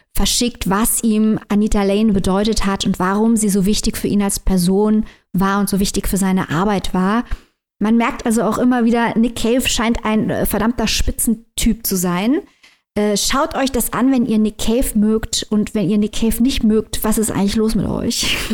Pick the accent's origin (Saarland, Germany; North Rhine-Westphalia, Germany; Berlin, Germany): Saarland, Germany; als Saarländerin